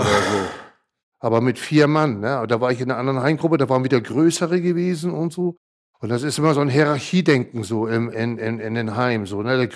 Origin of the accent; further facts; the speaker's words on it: Hamburg, Germany; born there; Bin ja 1966 geboren in Hamburg.